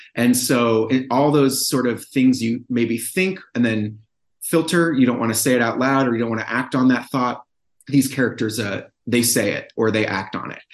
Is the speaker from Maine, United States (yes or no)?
no; Brookline, Massachusetts, United States; moved away; my hometown of Brookline, Massachusetts.